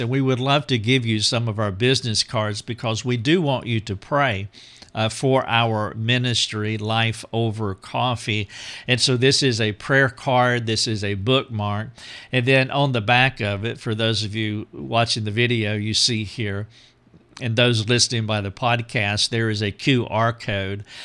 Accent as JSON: {"language": "English", "region": "North Carolina", "country": "United States", "tie": "born or raised there", "also_born_or_lived": "Greenville, South Carolina", "moved": "as an adult", "said": "my hometown in North Carolina"}